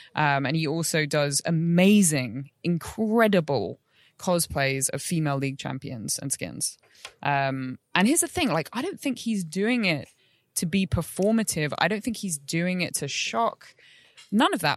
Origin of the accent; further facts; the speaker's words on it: London, United Kingdom; moved away; back in London, which is my hometown, but I, I don't live in anymore